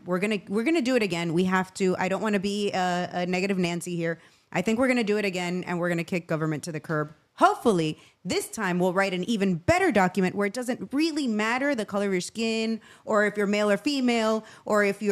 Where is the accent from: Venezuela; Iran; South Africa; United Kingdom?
Venezuela; now in United States; I grew up in Venezuela